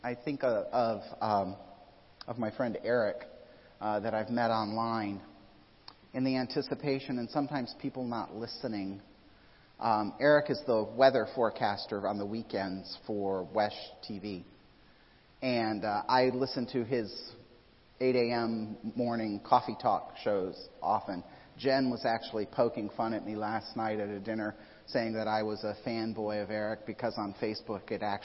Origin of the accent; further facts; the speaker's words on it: Midwest, United States; now in Florida, United States; I grew up in the Midwest